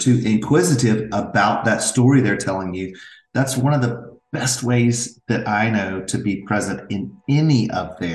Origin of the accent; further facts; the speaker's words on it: Franklin, Tennessee, United States; I am born and raised in Franklin, Tennessee. Lifelong resident